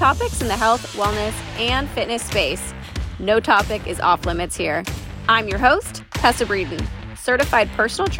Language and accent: English; Reno, Nevada, United States; now in Austin, United States; I am originally from Reno, Nevada, currently living in Austin, Texas.